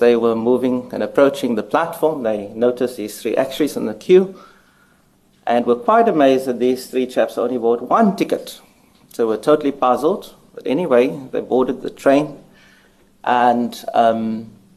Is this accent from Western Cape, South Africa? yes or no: yes; Cape Town, Western Cape, South Africa; moved away; Cape Town is my hometown, and I'm always pleased to return here.